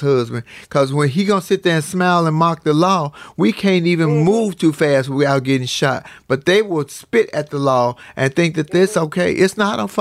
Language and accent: English; United States; as a Black American, or as just an American